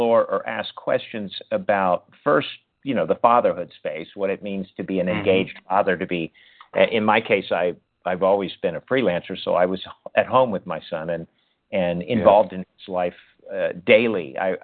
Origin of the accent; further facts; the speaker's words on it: United States; my experience of growing up in American culture and growing up within the culture of manhood here